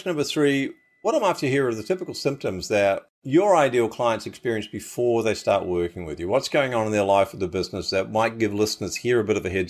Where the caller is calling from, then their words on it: Brisbane, Queensland, Australia; I'm in Brisbane, so just down the road from your place. Bris Vegas, as we call it here.